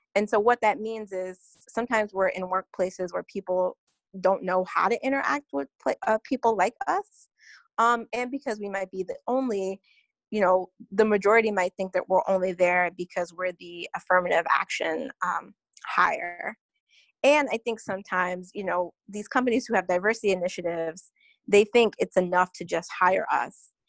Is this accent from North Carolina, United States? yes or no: yes; North Carolina, United States; now in New York City, United States; I currently live in New York City, but born and raised in North Carolina